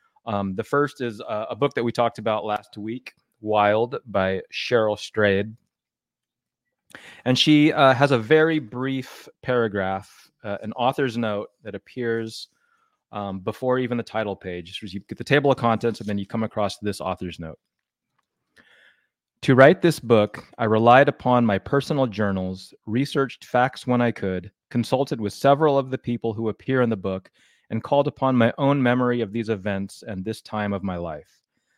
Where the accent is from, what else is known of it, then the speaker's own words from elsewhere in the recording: Connecticut, United States; My friend Rich and I grew up together in Connecticut, diehard baseball fans.